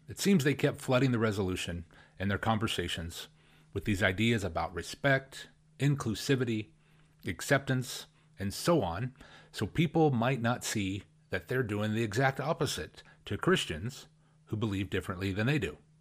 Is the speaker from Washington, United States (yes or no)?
yes; Spokane, Washington, United States; here in my hometown, where I was born and raised